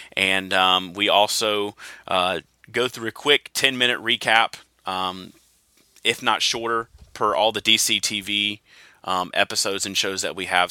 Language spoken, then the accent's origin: English; the South, United States; I am from the South